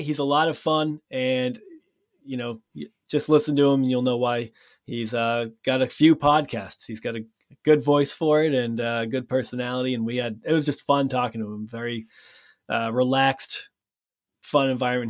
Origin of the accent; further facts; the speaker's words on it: Massachusetts, United States; I'm from Massachusetts